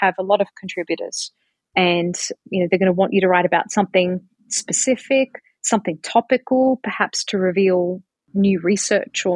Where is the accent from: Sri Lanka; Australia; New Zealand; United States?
Australia; moved away; here I am coming from Australia